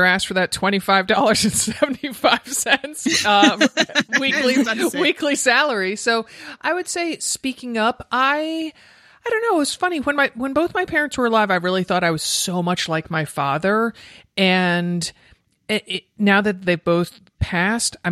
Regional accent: United States; the Historical Society in my hometown, Stanford Historical Society

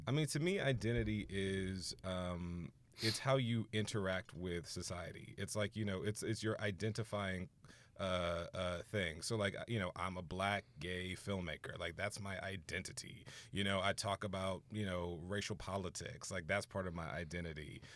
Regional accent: Houston, Texas, United States; moved away as an adult; also born or lived in Orange, California; I'm from Houston

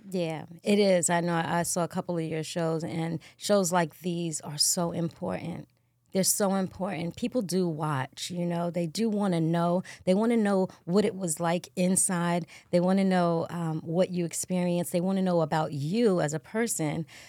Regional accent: New York City, New York, United States; also born or lived in Bronx, New York; I always say I'm from Queens, but I'm actually from the Bronx. and I represent Queens because we moved there

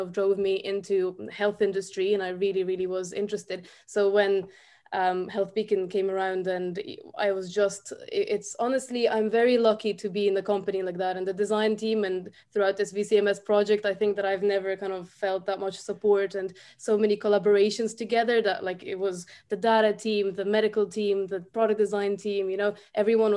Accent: Ukraine; also born or lived in Dublin, Ireland; now in Ireland; I'm also from Ukraine, but I've lived here since 2012.

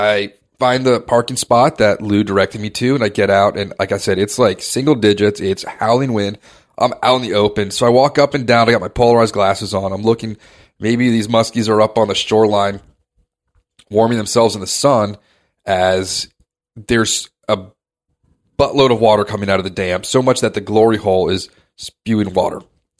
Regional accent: Maharashtra, India; We're from Maharashtra. We don't get excited about sandwiches.

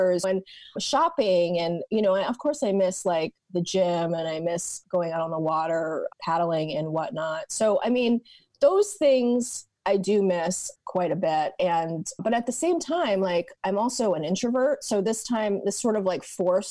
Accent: Portland, Maine, United States; also born or lived in New York; now in Portland, Oregon, United States; I am originally from Portland, Maine

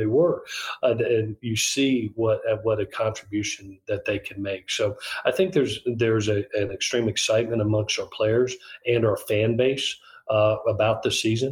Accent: Southeast, United States; moved away as an adult; also born or lived in Gainesville, Florida / Los Angeles, California; now in Statesboro, United States; Well, obviously, it's a place that I grew up in. It's great to be back over this way in the Southeast.

